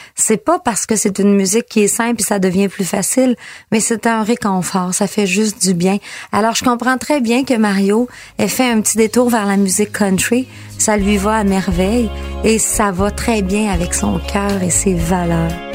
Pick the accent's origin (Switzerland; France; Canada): Canada; Girardville, Quebec; je viens de Girardville, petit village juste à côté